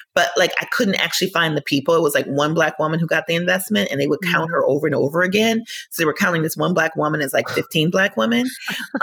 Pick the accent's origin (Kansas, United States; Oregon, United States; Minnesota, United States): Minnesota, United States; I grew up in Minnesota